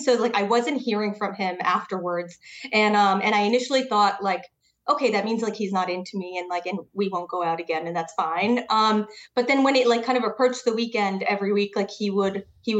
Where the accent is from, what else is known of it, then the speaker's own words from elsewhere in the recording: Connecticut, United States; now in New York City, United States; I'm from Connecticut. So like an hour outside the city